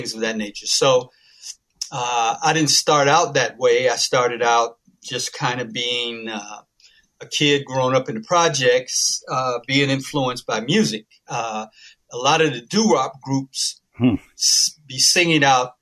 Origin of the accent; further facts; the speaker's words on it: Chicago, Illinois, United States; moved away; I am a Chicagoan, but I don't live in Chicago anymore